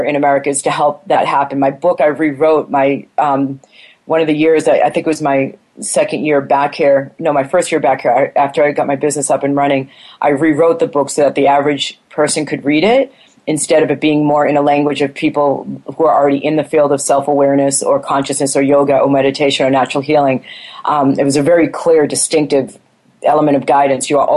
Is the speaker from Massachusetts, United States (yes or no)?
yes; Boston, Massachusetts, United States; moved away as an adult; also born or lived in California / Taiwan; I grew up in Boston as a strong, raised to be a strong, confident, independent woman.